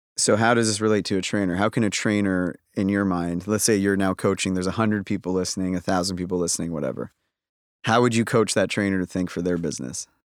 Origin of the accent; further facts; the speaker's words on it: Toronto, Ontario, Canada; I'm from Toronto.